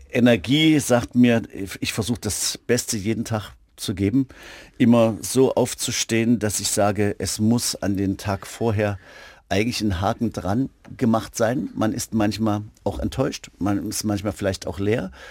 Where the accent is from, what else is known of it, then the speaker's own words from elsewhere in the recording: Germany; ich bin ja in DDR-Zeiten zur Schule gegangen